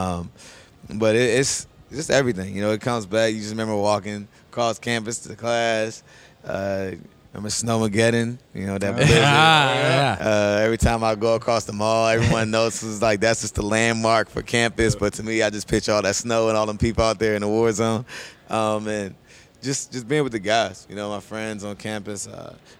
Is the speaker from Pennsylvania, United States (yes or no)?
no; Virginia, United States; moved away as an adult; also born or lived in Maryland; I feel like I'm a Virginia boy. I'm from Virginia, but I became a man in Maryland